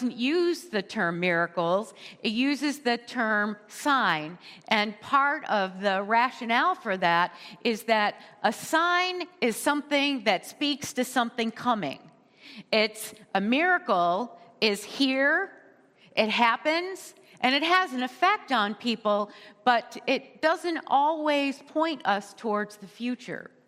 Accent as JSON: {"language": "English", "country": "United States", "said": "we as American in our culture"}